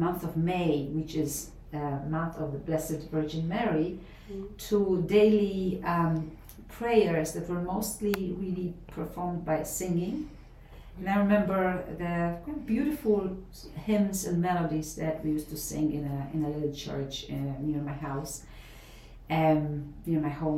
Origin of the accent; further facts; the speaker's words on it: Poznań, Greater Poland, Poland; moved away as an adult; now in United States; I'm from the city of Poznan, which was also known as Posen under German occupation, mm-hmm. Western Poland